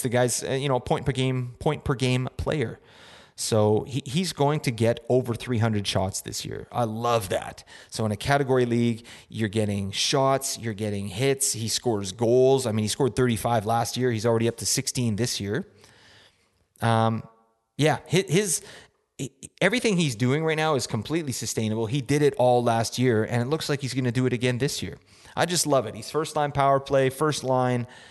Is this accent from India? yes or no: no; Canada; We're from Canada up in here